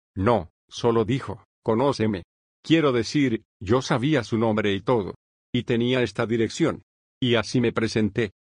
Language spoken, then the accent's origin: Spanish; Bloomington, Indiana, United States; moved away as an adult; also born or lived in Santa Monica, California / Monterey, California; Me crié en el medio oeste, así que crecí en Bloomington, Indiana, que es una ciudad universitaria donde está la Universidad de Indiana